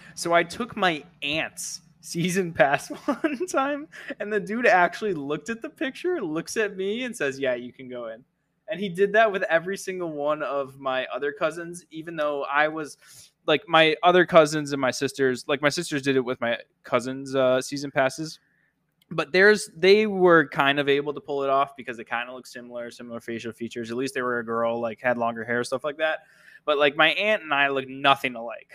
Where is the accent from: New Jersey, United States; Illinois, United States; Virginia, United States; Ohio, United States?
Illinois, United States; moved away; where I grew up by you in Illinois